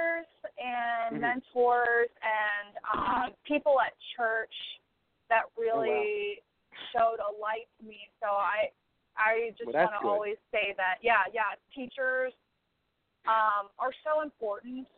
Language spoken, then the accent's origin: English; Butler, Pennsylvania, United States; moved away as an adult; now in Nashville, United States; I grew up in Western Pennsylvania.